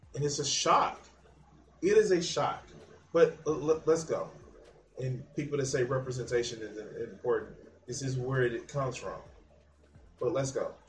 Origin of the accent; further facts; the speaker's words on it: United States; I'm not the same American as somebody who lives in Arkansas.